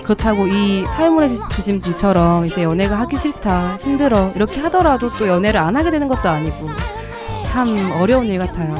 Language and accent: Korean; Ulsan, South Korea; moved away; 제 고향이 울산이에요. 경상도에 있는 음. 남쪽 나라 울산